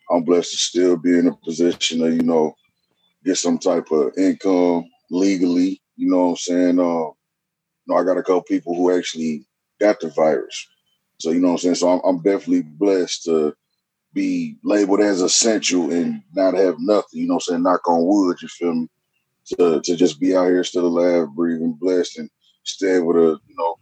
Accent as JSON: {"language": "English", "town": "Dayton", "region": "Ohio", "country": "United States", "said": "I'm from Dayton, Ohio"}